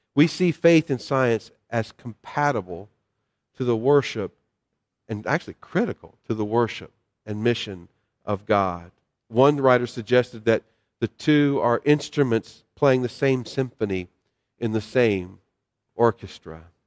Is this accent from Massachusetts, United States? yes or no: no; North Carolina, United States; the little church I grew up in in North Carolina